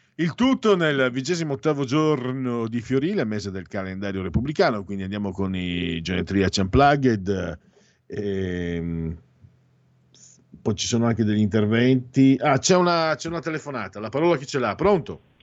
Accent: Veneto, Italy; accent: Venetian; noi veneti

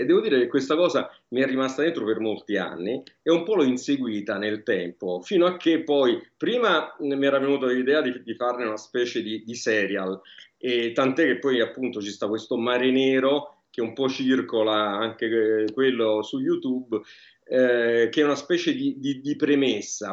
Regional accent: Naples, Campania, Italy; il mio rapporto non pacifico con la mia città

